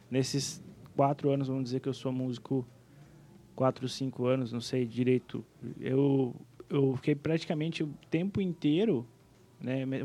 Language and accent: Portuguese; Planalto, Rio Grande do Sul, Brazil; Bem então. Né? influenciada. Eu sou gaúcho, né?